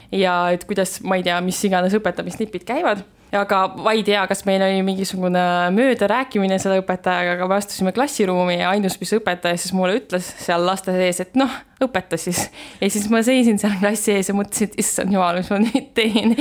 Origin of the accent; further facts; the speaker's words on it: Estonia; ma ütlesin, et ma olen Eestist